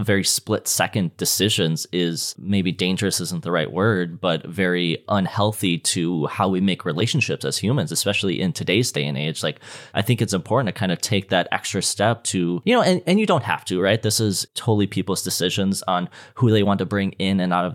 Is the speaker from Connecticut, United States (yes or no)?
no; Minnesota, United States; I'm from Minnesota